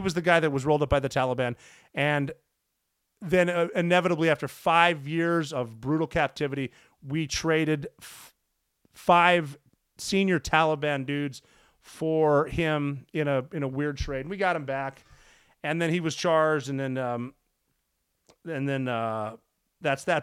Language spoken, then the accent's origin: English; Montana, United States; my home state of Montana.